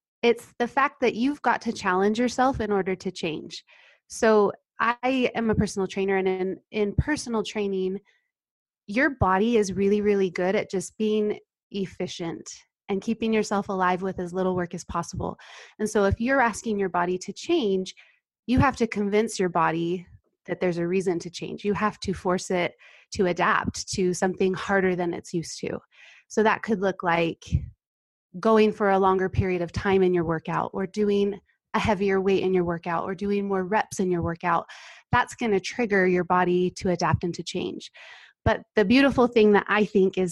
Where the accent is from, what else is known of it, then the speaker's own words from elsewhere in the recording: North Ogden, Utah, United States; I am from North Ogden, Utah. I live here with my husband